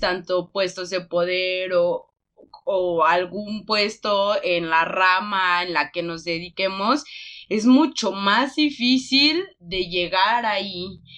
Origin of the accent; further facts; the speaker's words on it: Michoacán, Mexico; nosotras somos del estado de Michoacán